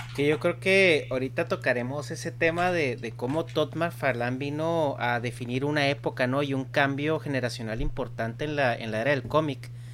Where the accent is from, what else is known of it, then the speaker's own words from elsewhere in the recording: Chihuahua, Mexico; yo que crecí en México